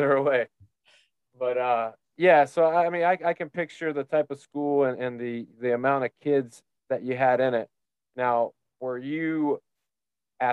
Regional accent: Tennessee, United States; now in Florida, United States; growing up in Tennessee, you get a lot of multi-sport athletes because of the seasons.

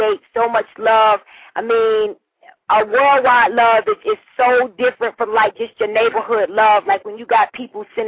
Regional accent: New York City, New York, United States; now in Huntsville, Alabama, United States; that's where I was born and raised. You know, I was born in South Jamaica, Queens

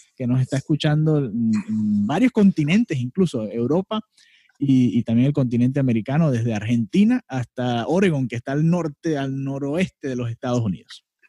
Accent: Venezuela; Ambos somos venezolanos

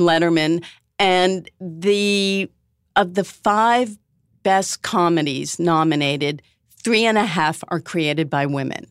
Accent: Newton, Massachusetts, United States; I'm from Newton, Massachusetts

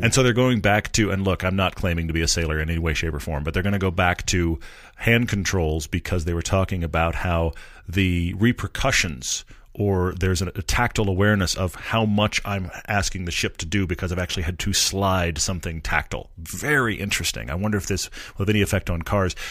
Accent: Texas, United States; I come from Texas

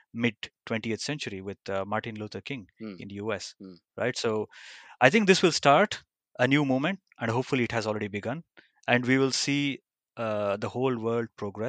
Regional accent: India; growing up in India

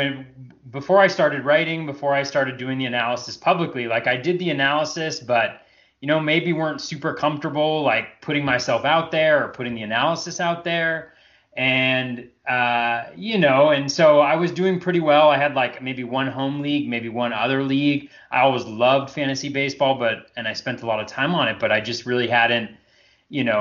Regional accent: Northern California, United States; I grew up in Northern California

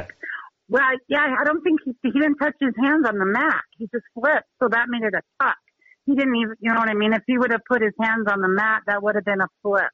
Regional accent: Utah, United States; now in Helena, United States; my high school, where I grew up in Utah, was seven years in a row uh, state champs

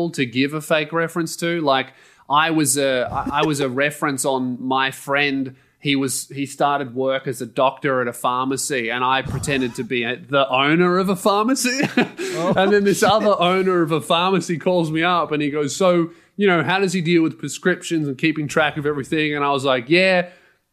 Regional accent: Australia; being an Australian

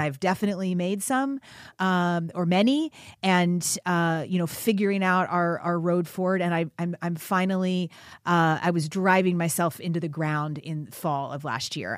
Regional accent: Kentucky, United States; I grew up in, in the South. I grew up in Kentucky

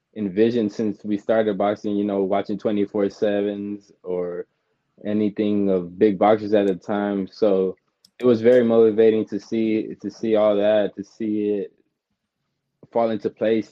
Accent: San Antonio, Texas, United States; growing up in San Antonio and boxing

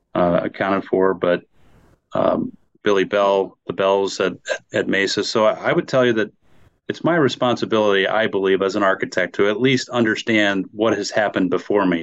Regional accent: Wisconsin, United States; also born or lived in West Bend, Wisconsin; now in Phoenix, United States; I grew up in Wisconsin

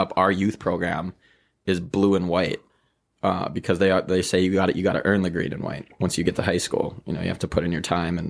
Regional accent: Roseau, Minnesota, United States; also born or lived in Crookston; growing up in Roseau.

